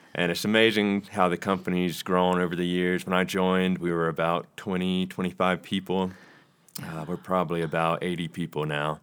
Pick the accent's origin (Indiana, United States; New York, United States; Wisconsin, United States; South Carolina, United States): South Carolina, United States; Rock Hill; I'm from Rock Hill, South Carolina